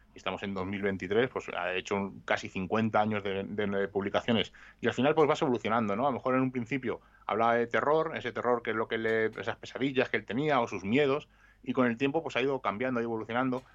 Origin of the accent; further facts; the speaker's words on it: Madrid, Community of Madrid, Spain; Yo estudiaba en Vallecas y me cambiaron a Atocha